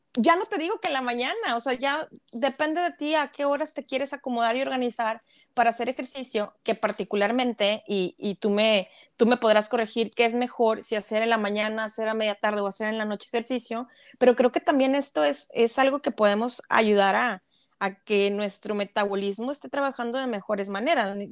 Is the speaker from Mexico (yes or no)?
yes; Mexico; como país, como mexicanos, nos gusta competir